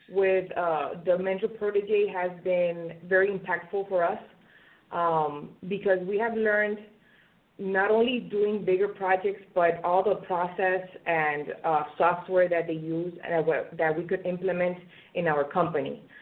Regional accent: Venezuela; moved away as an adult; now in United States; I graduated in in my home country, Venezuela, and um, I moved uh, to the United States in 2011.

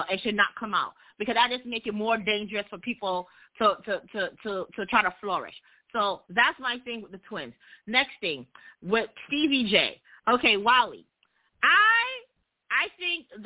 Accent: New York, United States; I'm from New York

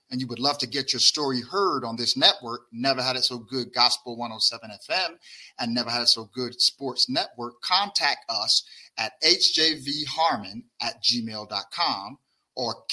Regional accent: Barbados; moved away; also born or lived in Brooklyn, New York; I'm from Barbados, not Barbuda, but Barbados

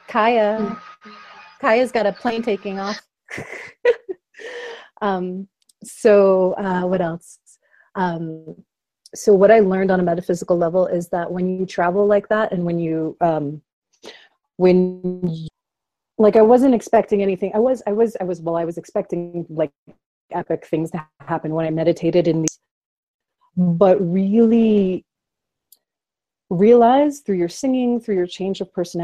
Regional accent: Florida, United States; where I grew up in Florida

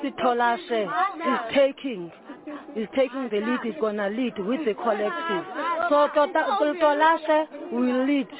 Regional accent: Western Cape, South Africa; I'm from Western Cape in Poland.

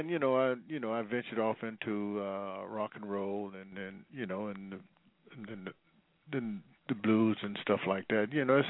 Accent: Vicksburg, Mississippi, United States; now in Los Angeles, United States; until I moved from Vicksburg, Mississippi, to Los Angeles, California.

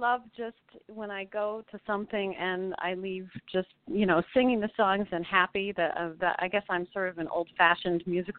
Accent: Cleveland, Ohio, United States; I'm calling from Cleveland, actually. So this is a Midwestern girl making her New York debut.

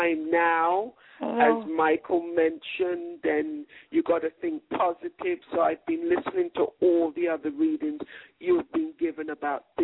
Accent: England, United Kingdom; I'm from England, but my parents are from Jamaica.

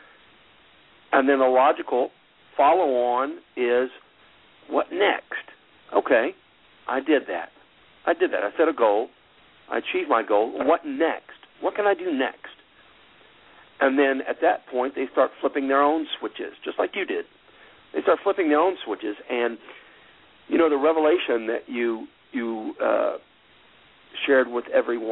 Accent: United States; I'm an American.

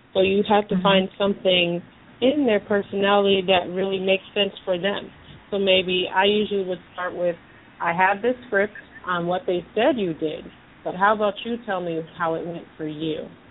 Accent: Massachusetts, United States; now in South Florida, United States; I'm from up north too. I'm from Massachusetts

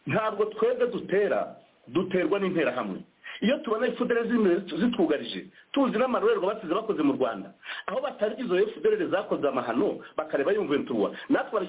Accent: DR Congo; twebwe nka emuventuruwa njyewe n'abo dufatanije twese ntabwo turi abarundi ntabwo turi abanyarwanda ntituri n'abanyakenya nta nubwo turi abanyangora turi abanyekongo turi iwacu

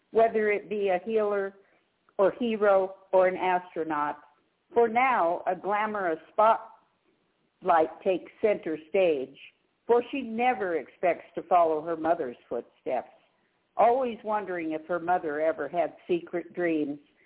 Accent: Denver, Colorado, United States; moved away as an adult; also born or lived in Northern California; I was born and raised in Denver and then lived in Northern California for 34 years

